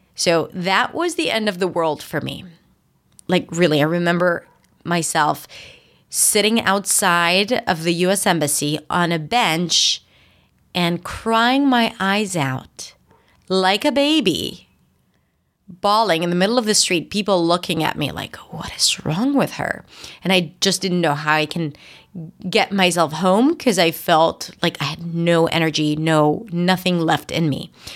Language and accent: English; Israel; English is a second language; moved away as an adult; also born or lived in New York; I just moved to New York and I'm from Israel